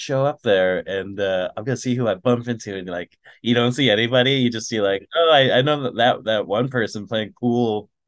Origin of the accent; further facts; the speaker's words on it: Manitoba, Canada; also born or lived in Winnipeg / Dryden / Kenora; And then we moved from the Paw, Manitoba to Winnipeg, where we lived for a little bit. And then we kind of lived in like these little small towns between Winnipeg to kind of rural Thunder Bay, because we lived in like Dryden and Kenora.